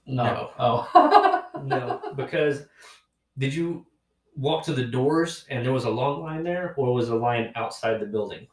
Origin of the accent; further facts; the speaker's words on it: Texas, United States; moved away; where I grew up in Texas, you know, people have pastures and cows everywhere.